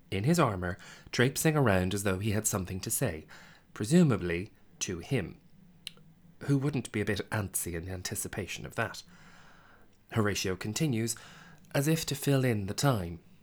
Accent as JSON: {"language": "English", "country": "Ireland", "said": "Speaking as an Irish person"}